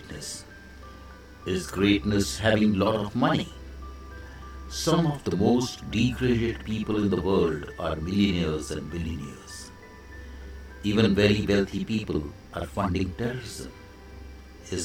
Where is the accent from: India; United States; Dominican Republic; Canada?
India; I am the Indian monk